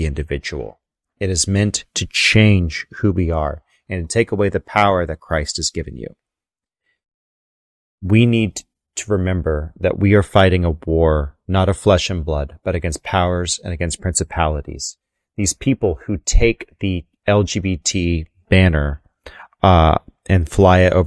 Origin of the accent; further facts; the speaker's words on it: Texas, United States; I'm from Texas